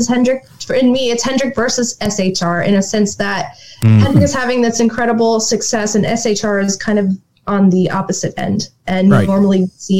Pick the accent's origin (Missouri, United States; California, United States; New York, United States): New York, United States; I'm always a fan of Watkins Glen because it's my other home track since I'm from New York.